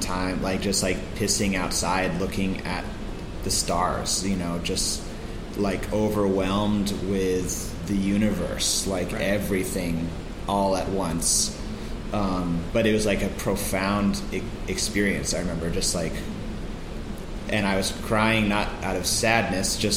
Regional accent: Santa Fe, New Mexico, United States; I grew up in Santa Fe, New Mexico

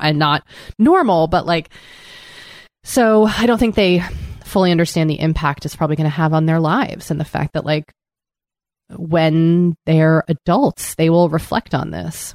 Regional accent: East Coast, United States; now in Los Angeles, United States; growing up in the East Coast and that still lingers.

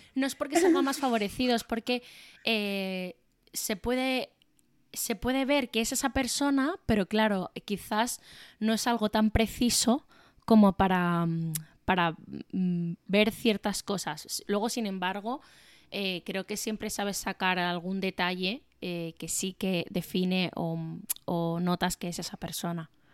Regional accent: Málaga, Andalusia, Spain; now in Madrid, Spain; yo soy de Málaga

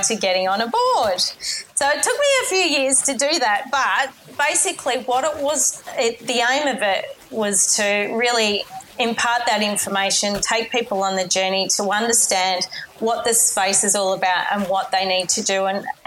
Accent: Melbourne, Victoria, Australia; I grew up in Melbourne in Australia

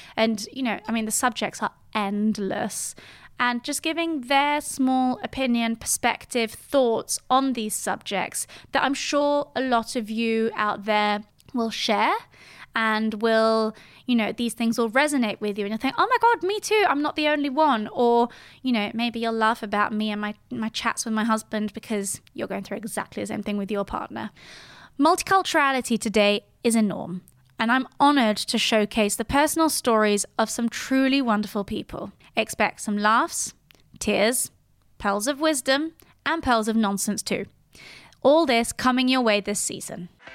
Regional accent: Geneva, Switzerland; first language French and English; moved away as an adult; now in London, United Kingdom; I was born in Geneva in nineteen eighty-eight

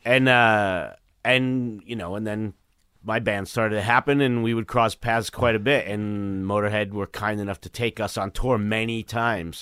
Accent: New York City, New York, United States; Bayside, Queens

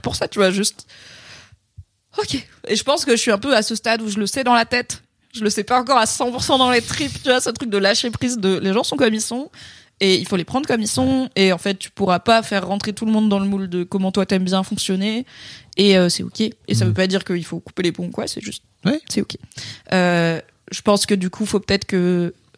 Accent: Drôme, Auvergne-Rhône-Alpes, France; moved away; chez mes parents dans la petite ville où j'ai grandi dans la Drôme

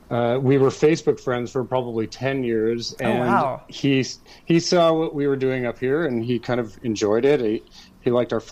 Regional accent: East Coast, Atlantic Canada, Canada; moved away as an adult; also born or lived in Montreal; now in Toronto, Canada; I live in Toronto now, but I grew up on the East Coast.

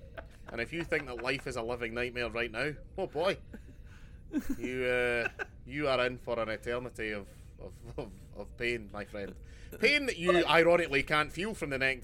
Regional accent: Glasgow, Scotland, United Kingdom; As a Glaswegian man

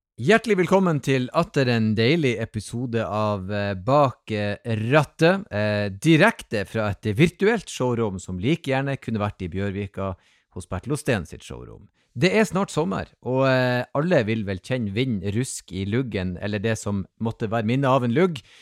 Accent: Northern Norway, Norway; jeg er si, alibi fra Nord-Norge her oppe

